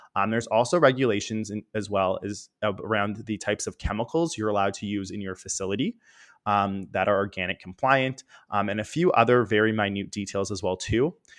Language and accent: English; Toronto, Ontario, Canada; born or raised there